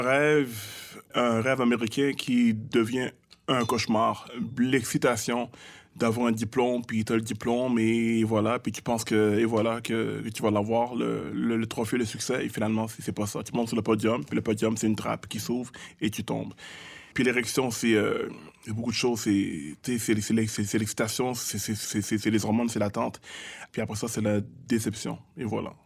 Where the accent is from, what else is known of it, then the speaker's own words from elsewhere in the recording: Montreal, Quebec, Canada; Je viens de Montréal-Nord, je viens de Saint-Michel-Pineuf